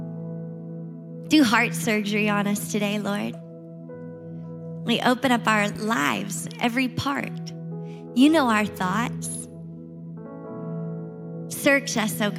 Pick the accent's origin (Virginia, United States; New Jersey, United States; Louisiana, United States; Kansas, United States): Louisiana, United States; Shreveport; moved away; Shreveport, Louisiana, where my family is living and where I grew up